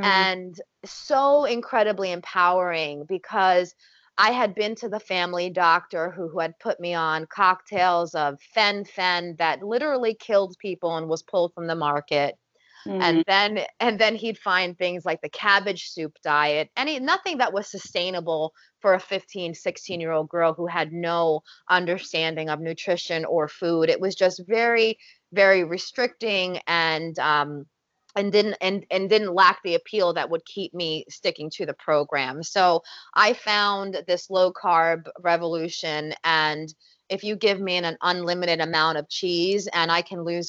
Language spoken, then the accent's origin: English; New Jersey, United States; we're Italian, we're from North Jersey